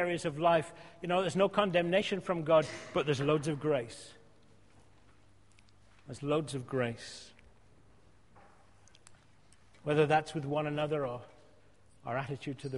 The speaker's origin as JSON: {"language": "English", "area": "outskirts of Glasgow", "region": "Scotland", "country": "United Kingdom", "tie": "born or raised there", "moved": "yes", "said": "when I was 14, 15, in my uniform, we used to go around on a Friday night, we're in Scotland"}